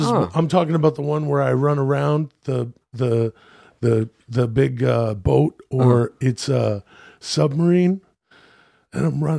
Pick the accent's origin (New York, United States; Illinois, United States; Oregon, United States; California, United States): California, United States; born there; So I was born in California.